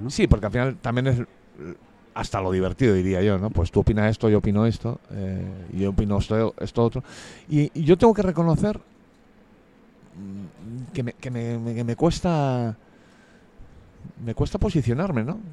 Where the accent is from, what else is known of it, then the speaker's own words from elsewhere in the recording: Madrid, Community of Madrid, Spain; Soy de Madrid, de los madriles. De en medio, además